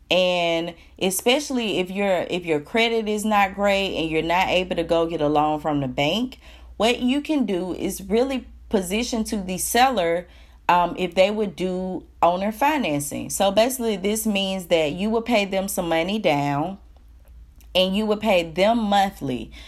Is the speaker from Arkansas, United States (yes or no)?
no; Alabama, United States; I'm from Alabama.